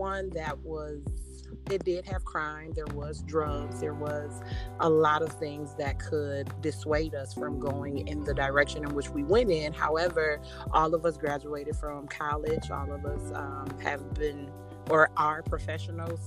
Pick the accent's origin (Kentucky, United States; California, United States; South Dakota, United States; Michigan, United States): Michigan, United States; Grand Rapids; I grew up in Grand Rapids, Michigan, on a one-way street, 707 Alexander, and that is where I am from